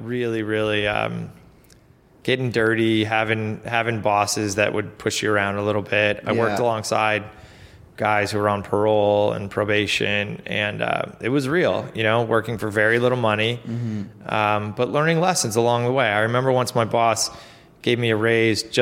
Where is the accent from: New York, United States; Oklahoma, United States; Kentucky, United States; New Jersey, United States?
New York, United States; Lockport; I grew up in a town called Lockport, New York, just outside of Buffalo